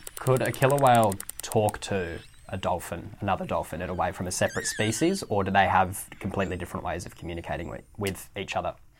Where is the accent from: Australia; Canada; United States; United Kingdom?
Australia; Western Australia; as someone who's lived in W A my whole life